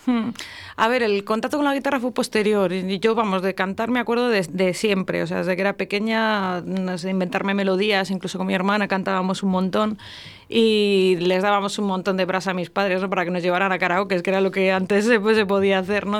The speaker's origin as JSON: {"language": "Spanish", "town": "Íscar", "region": "Castile and León", "country": "Spain", "moved": "yes", "lives_now": "Valladolid, Spain", "said": "Yo soy de Iscar"}